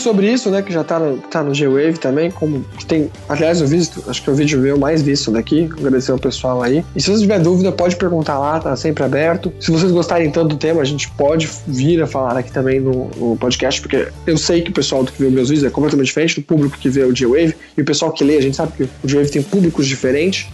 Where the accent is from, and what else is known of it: Brazil; now in Tokyo, Japan